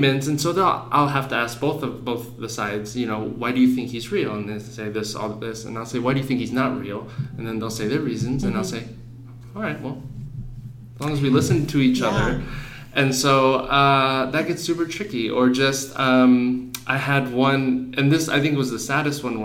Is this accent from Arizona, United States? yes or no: yes; Phoenix, Arizona, United States; growing up in Phoenix, the schools I went